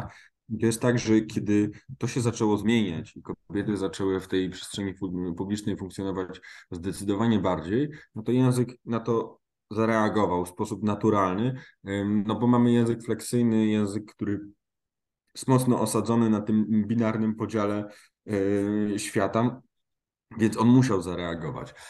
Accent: Silesian Voivodeship, Poland; jestem ze Śląska

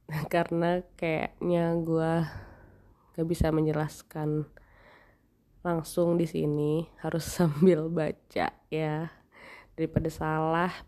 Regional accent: Jakarta, Indonesia; tapi gue kan orang Jakarta ya gue bawa baju itu limited sekali

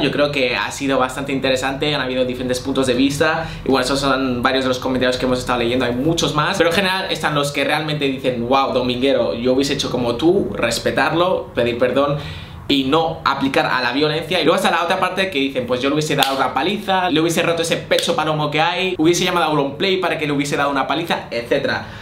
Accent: Spain; soy español

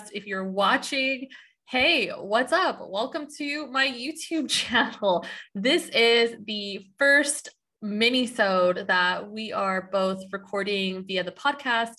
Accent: San Diego, California, United States; I'm from San Diego

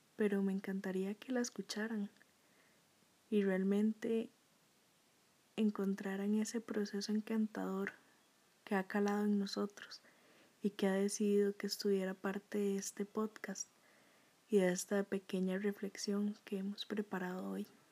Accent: Costa Rica; a nosotros como personas, como ticos

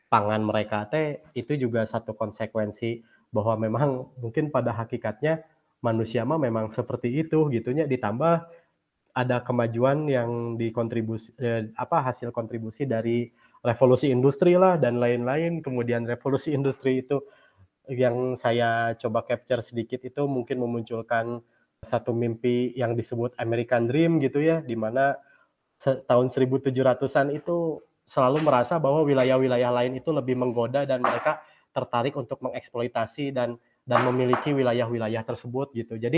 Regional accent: West Java, Indonesia; apakah konsepsi ideal terhadap lingkungan itu menurut saya sebagai orang Sunda itu dulu seperti apa sih?

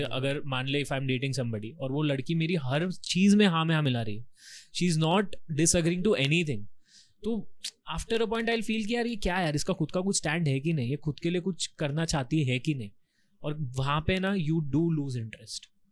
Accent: Rajasthan, India; I am from Rajasthan ठीक है तो राजस्थान में मेरा जो गाँव है ना

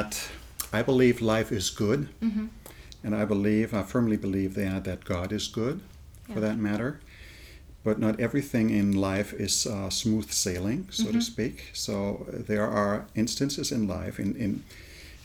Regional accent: Germany; moved away as an adult; also born or lived in England / United States; I was born and raised in Germany

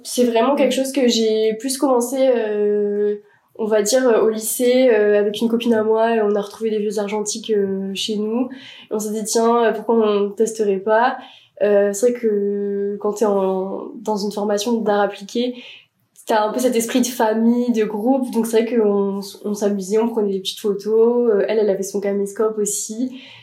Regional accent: Bordeaux, Nouvelle-Aquitaine, France; moved away as an adult; now in Paris, France; je viens de Bordeaux

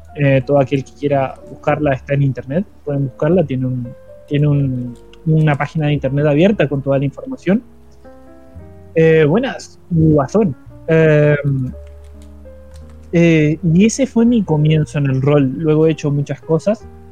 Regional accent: Paraná, Entre Ríos, Argentina; moved away; mi ciudad natal, que es Paraná Entre Ríos

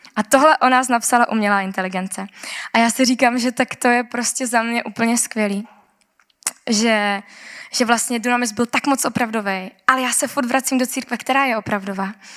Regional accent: Czechia; já jsem z Česka

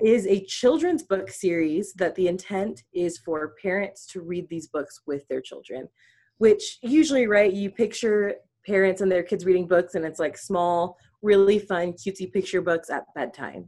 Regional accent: Midwest, United States; moved away as an adult; also born or lived in Utah; I'm originally from the Midwest, but moved out to Utah to go to school

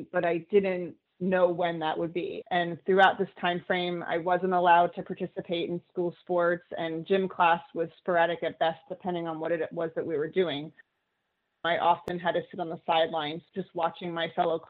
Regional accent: New Jersey, United States; I grew up in New Jersey

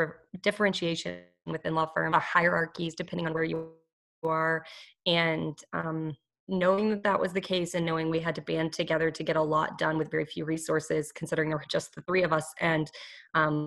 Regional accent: New Mexico, United States; moved away as an adult; also born or lived in Southwest / California / Texas; now in North Carolina, United States; I was born in New Mexico, had lived most of my life in the Southwest, had gone to school in California and Texas

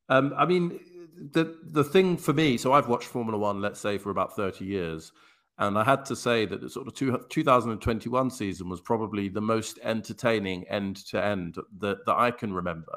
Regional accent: England, United Kingdom; I'm from England

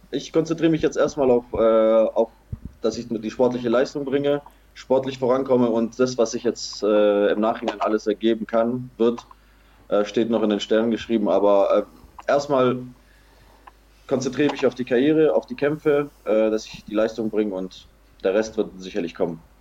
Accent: Erbil, Kurdistan Region, Iraq; in Nordirak, in die autonome Regierung Kurdistan, in meine Heimatstadt Erbil kommt

